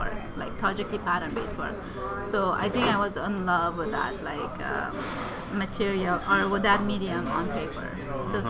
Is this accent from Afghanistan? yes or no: yes; Kabul, Afghanistan; moved away; also born or lived in Peshawar, Pakistan / Canada; I originally grew up in Kabul, Afghanistan